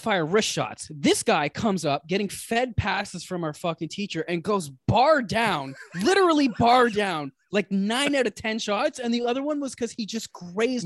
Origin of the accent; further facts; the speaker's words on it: Canada; We're two Canadian guys